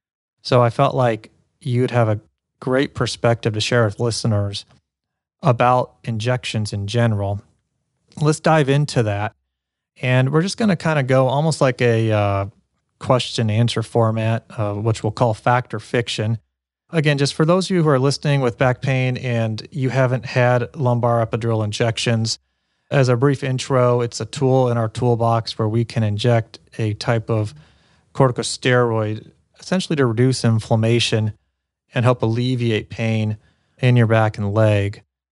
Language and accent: English; Cincinnati, Ohio, United States; Actually, I'm from Cincinnati